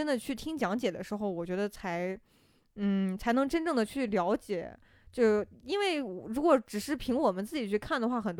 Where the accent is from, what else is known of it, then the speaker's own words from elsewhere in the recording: Shaanxi, China; born there; 然后，尤其是像我还出生在陕西嘛，陕 {S0} 嗯 {S1} 西其实历史都很厉害了。